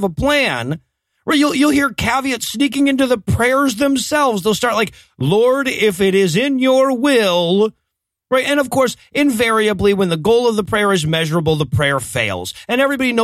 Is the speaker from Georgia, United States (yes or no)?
yes; Waycross, Georgia, United States; the streets of my hometown